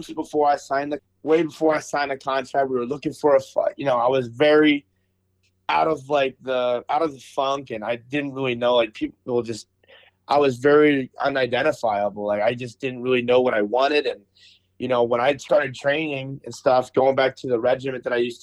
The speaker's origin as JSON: {"language": "English", "town": "Philadelphia", "region": "Pennsylvania", "country": "United States", "tie": "born or raised there", "moved": "as an adult", "lives_now": "Cleveland, United States", "said": "I grew up in Philly, like around Philly, Philadelphia"}